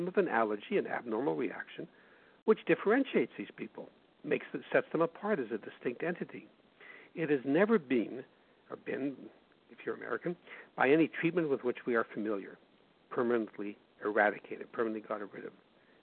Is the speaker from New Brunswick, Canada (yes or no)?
no; Winnipeg, Manitoba, Canada; my hometown of Winnipeg